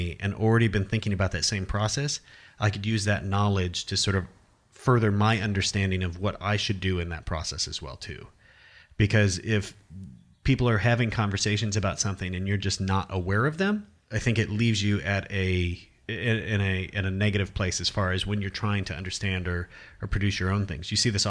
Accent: Iowa, United States; I'm from Iowa, and I had this idea or perceived notion of what art was

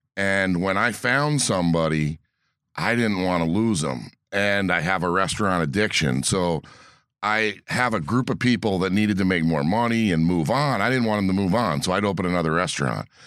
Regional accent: East Coast, United States; moved away as an adult; also born or lived in Indianapolis / Alaska; now in Door County, United States; I grew up on the East Coast

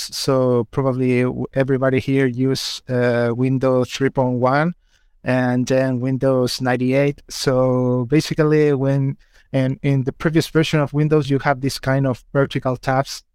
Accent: Chile; English is a second language; moved away as an adult; now in United Kingdom; I'm from Chile, so sorry if my English fails a little bit

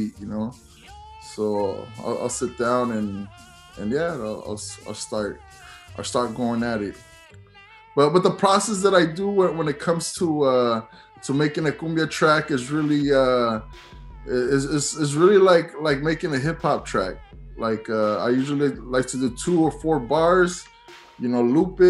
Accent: San Jose, California, United States; I'm from San Jose, I'm from California. Lowrider Oldies was something that I grew up listening

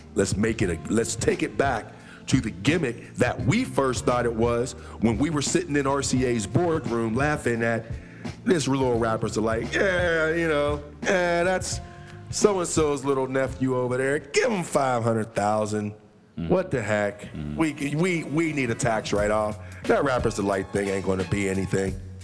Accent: Pittsburgh, Pennsylvania, United States; I'm from Pittsburgh

